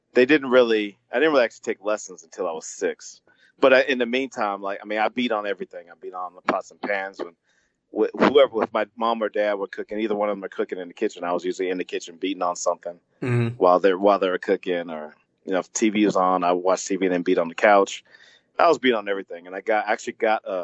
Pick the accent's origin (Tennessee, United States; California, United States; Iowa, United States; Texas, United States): California, United States; Bay Area; moved away; also born or lived in San Francisco, California / Newark, California / Oakland, California / Pittsburg, California; I was born in San Francisco and grew up in the Bay Area